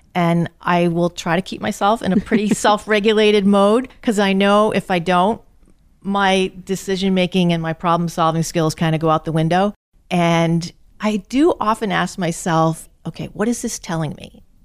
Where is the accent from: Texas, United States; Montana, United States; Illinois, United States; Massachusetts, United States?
Massachusetts, United States; North Attleboro; I grew up in North Attleboro in Massachusetts.